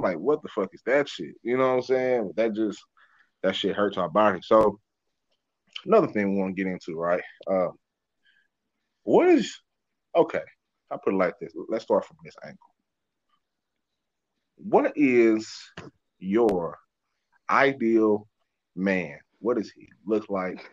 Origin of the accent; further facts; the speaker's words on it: Dallas, Texas, United States; also born or lived in Oklahoma; growing up in South Dallas